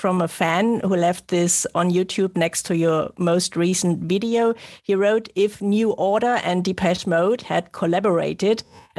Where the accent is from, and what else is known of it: Germany